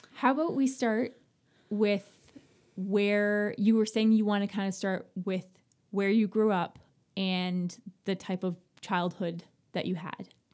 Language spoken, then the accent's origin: English; Ontario, Canada; moved away as an adult; now in Nova Scotia, Canada; I'm not from Nova Scotia. I'm from Ontario